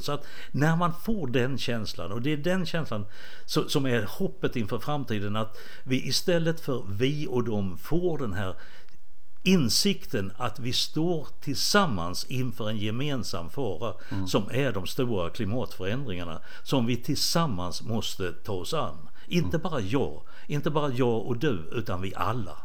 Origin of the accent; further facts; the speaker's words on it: Båstad, Skåne, Sweden; moved away; also born or lived in Rwanda; Båstad, mm. som jag, där jag är uppvuxen.